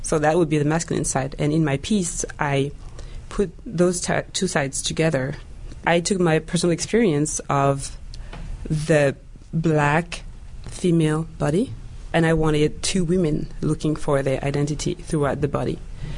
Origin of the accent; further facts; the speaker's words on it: France; English is a second language; also born or lived in Central African Republic; now in Canada; I was born in the Republic of Central Africa, and I was raised in France. So I have like two identities, let's say.